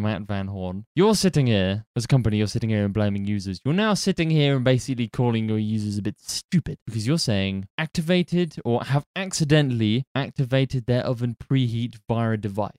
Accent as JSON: {"language": "English", "country": "United Kingdom", "said": "we're British, so we're cynical by default"}